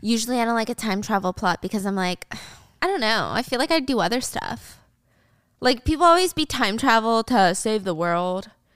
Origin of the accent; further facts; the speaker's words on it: the South, United States; I was born and raised in the South